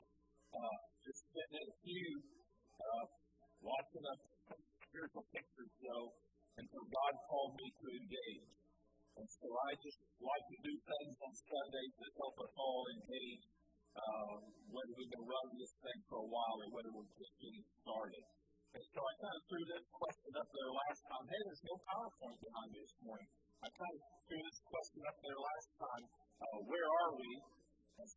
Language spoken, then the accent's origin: English; Cartersville, Georgia, United States; also born or lived in Philippines; I'm from Cartersville. I grew up here.